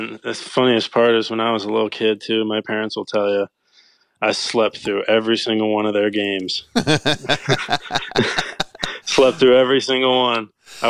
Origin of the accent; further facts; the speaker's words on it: St. Charles, Missouri, United States; Yep, that's